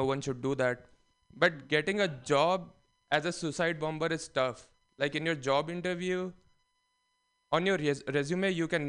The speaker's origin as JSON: {"language": "English", "country": "India", "said": "But it's tough being unique as an Indian. There's like a billion of us."}